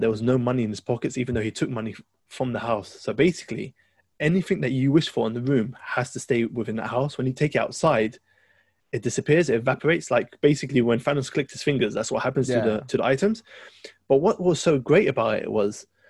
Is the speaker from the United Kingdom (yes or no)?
yes; London, United Kingdom; That's my hometown.